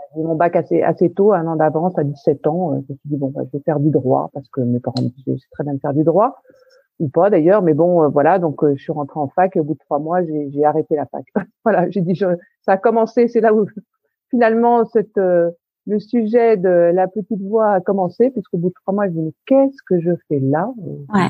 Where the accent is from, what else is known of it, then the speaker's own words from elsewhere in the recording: Paris, Île-de-France, France; je suis parisienne, mais alors parisienne